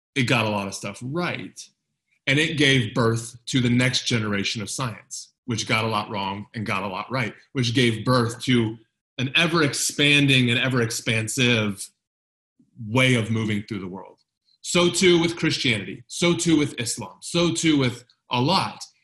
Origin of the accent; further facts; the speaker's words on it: United States; moved away as an adult; I moved away from the United States shortly after the terrorist attacks on September 11th, 2001